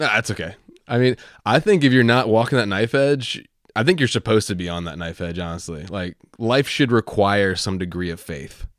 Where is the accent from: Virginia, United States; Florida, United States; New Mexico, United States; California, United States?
Virginia, United States; I'm from Virginia